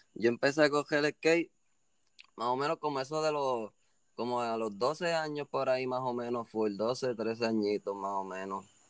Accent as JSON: {"language": "Spanish", "town": "Cayey", "country": "Puerto Rico", "also_born_or_lived": "Caguas", "lives_now": "Cidra, Puerto Rico"}